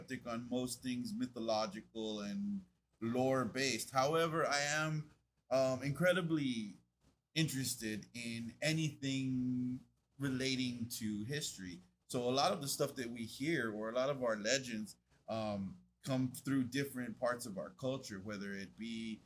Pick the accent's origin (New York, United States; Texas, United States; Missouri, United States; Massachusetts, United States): Texas, United States; Brownsville; growing up in Brownsville, Texas